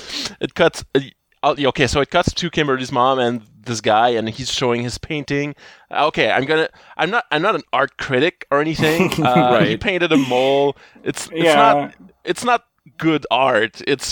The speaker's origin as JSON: {"language": "English", "country": "Canada"}